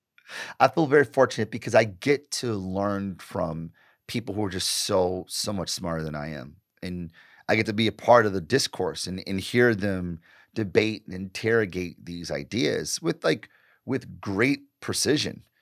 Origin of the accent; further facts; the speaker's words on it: Detroit, Michigan, United States; I grew up in Detroit, born and raised